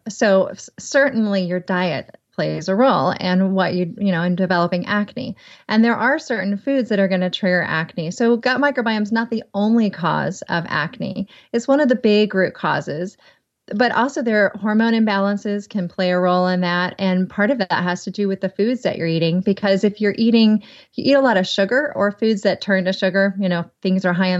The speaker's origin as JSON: {"language": "English", "region": "the South", "country": "United States", "accent": "southern", "said": "Skim. Might be my southern accent."}